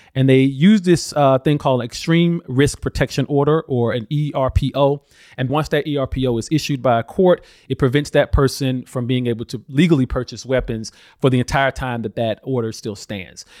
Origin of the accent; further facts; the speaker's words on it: Alabama, United States; I grew up in Alabama